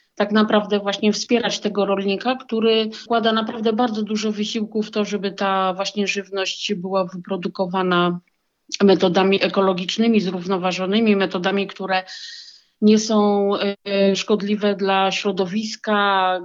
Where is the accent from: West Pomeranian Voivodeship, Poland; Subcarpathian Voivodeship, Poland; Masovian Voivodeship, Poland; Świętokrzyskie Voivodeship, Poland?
Masovian Voivodeship, Poland; Warsaw; moved away as an adult; also born or lived in near Grzybów; now in Grzybów, Poland; urodziłam się i wychowałam w Warszawie